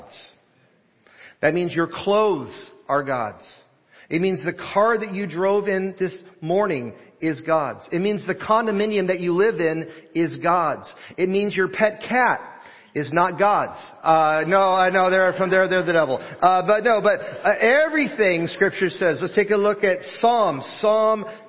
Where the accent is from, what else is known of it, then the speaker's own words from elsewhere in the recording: Portland, Oregon, United States; I grew up in Portland, Oregon, and blessed to have grown up in a little area, pocket of Portland called Happy Valley